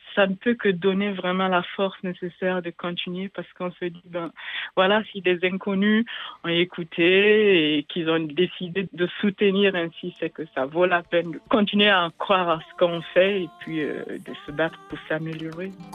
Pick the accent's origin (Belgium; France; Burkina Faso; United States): Burkina Faso; moved away; en langue samo, chez moi au Burkina Faso